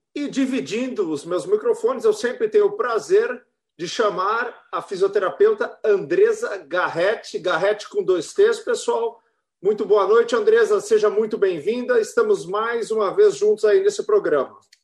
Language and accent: Portuguese; São Paulo, Brazil; now in Florianópolis, Brazil; eu sou de São Paulo também, é, apesar que eu já vivo aqui há muitos milênios, então já sou uhum. catarinense